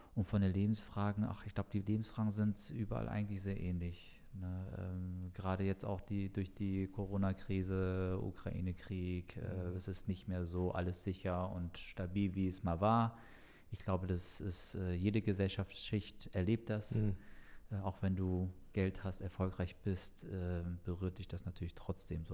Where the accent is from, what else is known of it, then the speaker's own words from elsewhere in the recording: Frankfurt, Hesse, Germany; das ja der Stadtteil ist, wo ich aufgewachsen bin, so mein ganzes Leben lang dort gelebt habe